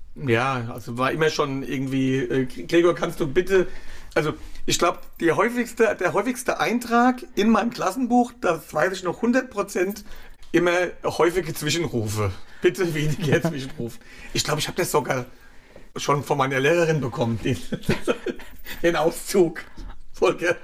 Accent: Klein-Winternheim, Rhineland-Palatinate, Germany; also born or lived in Wiesbaden / Saulheim / Ingelheim; now in Schwabenheim, Germany; Die Kindheit war in Reuhesse, genau. Ja. In Kleinwindernheim und Saulheim, dann Ingelheim und jetzt Schwabenheim

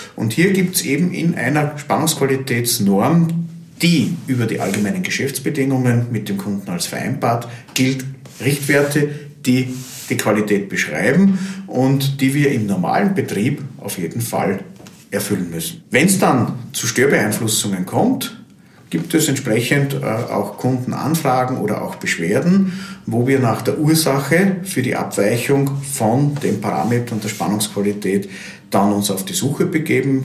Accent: Austria; bei uns in Österreich

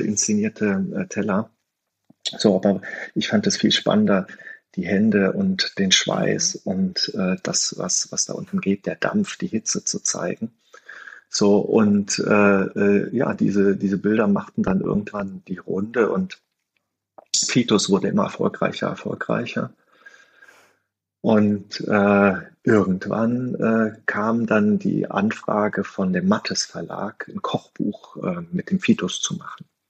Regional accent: North Rhine-Westphalia, Germany; moved away as an adult; now in Stuttgart, Germany; als Rheinländer

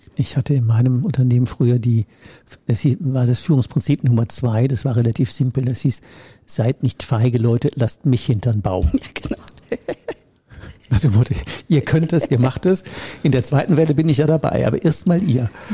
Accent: Rhineland, Germany; Ich komme ja aus dem Rheinland

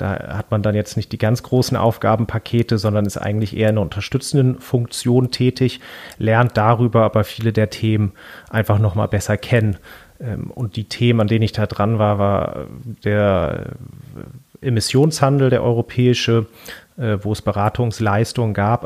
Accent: Hamburg, Germany; den Ort, wo ich aufgewachsen bin, also am Rande Hamburgs

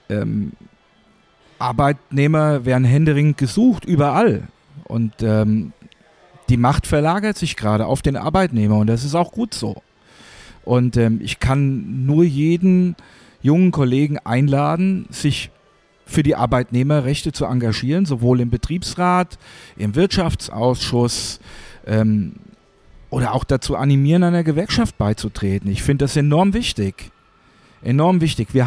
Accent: Hesse, Germany; Ich bin hier in Hessen aufgewachsen. Hier waren überall Garnisonen.

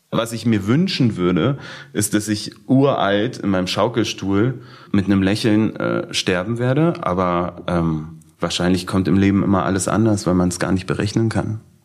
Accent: Berlin, Germany; ich komme aus Berlin-Schöneberg

